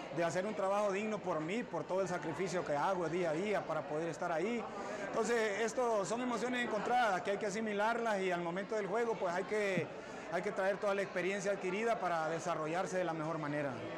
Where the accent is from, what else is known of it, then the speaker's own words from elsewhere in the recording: Talanga, Francisco Morazán, Honduras; representar a mi pueblo Talanga